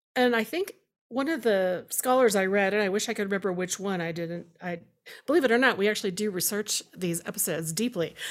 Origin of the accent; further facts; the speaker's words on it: Houston area, Central Texas, United States; I grew up in Doctor Pepper country in Central Texas and in, in Houston area